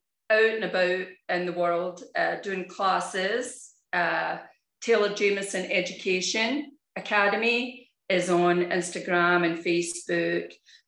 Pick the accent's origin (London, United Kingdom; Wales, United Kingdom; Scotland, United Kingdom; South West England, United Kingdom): Scotland, United Kingdom; moved away; And that was after I came over from Scotland.